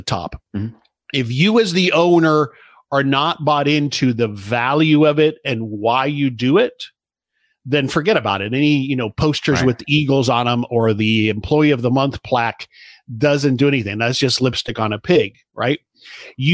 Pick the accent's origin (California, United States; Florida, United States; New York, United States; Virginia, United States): Florida, United States; South; I grew up in South Florida